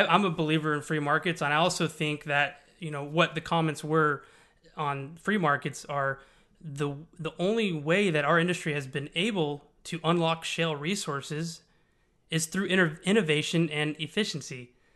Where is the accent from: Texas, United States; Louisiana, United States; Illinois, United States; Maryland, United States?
Texas, United States; Houston; I'm born and raised in Houston. I've lived here for thirty years